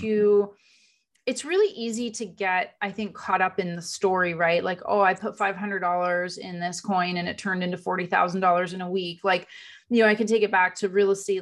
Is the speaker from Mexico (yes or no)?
no; Canada; moved away as an adult; also born or lived in Europe / America; now in United States; So I was in Canada. I was born in Canada